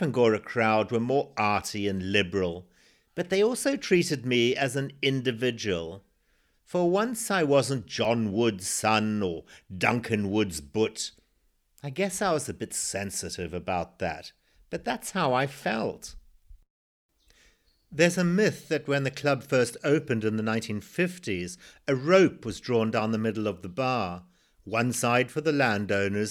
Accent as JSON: {"language": "English", "country": "Zimbabwe", "tie": "born or raised there"}